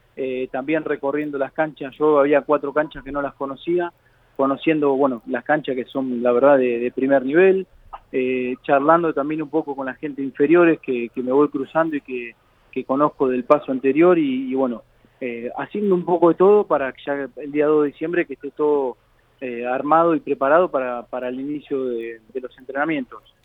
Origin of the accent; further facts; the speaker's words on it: Avellaneda, Buenos Aires Province, Argentina; vivo acá en Avellaneda, eh, me crié, nací, me crié en Avellaneda, el colegio de Avellaneda